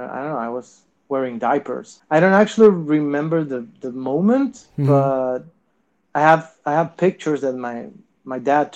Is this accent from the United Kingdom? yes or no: no; 200 kilometers north of Buenos Aires, northern Argentina, Argentina; I'm not from Buenos Aires. I'm mm-hmm. from a small town 1,200 kilometers north from Buenos Aires.